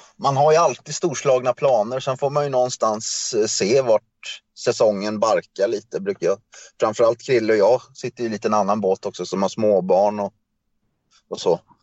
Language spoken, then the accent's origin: Swedish; Kalmar, Kalmar County, Sweden; moved away as an adult; also born or lived in Stockholm; now in Köping, Sweden; Ja, jag är född i Stockholm. Eh, men egentligen så är jag uppvuxen i Kalmar.